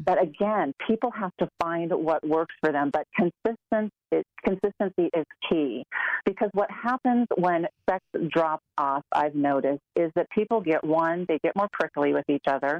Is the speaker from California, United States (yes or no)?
yes; Orange County, California, United States; moved away as an adult; now in Colorado, United States; I'm an Orange County girl.